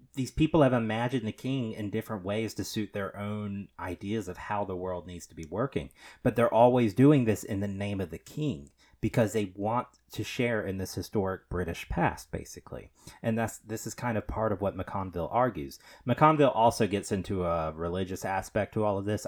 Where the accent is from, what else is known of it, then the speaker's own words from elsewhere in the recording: United States; we're Americans.